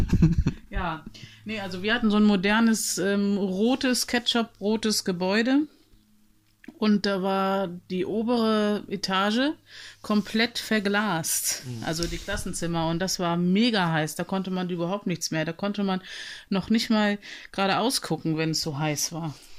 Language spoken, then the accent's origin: German; Germany; womit ich mich identifizierte als Deutsche